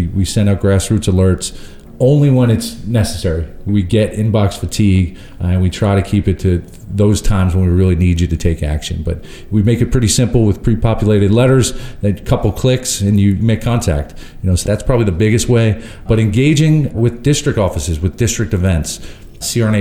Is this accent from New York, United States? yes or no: yes; Long Island, New York, United States; I'm from Long Island, New York